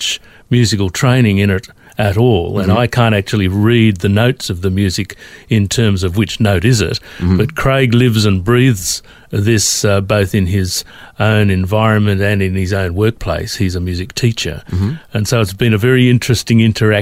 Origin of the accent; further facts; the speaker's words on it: Sydney, New South Wales, Australia; now in Melbourne, Australia; I grew up in Sydney